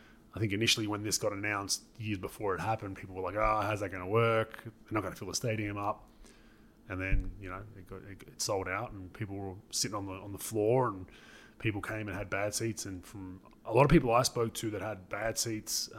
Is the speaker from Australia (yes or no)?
yes; Melbourne, Victoria, Australia; my home city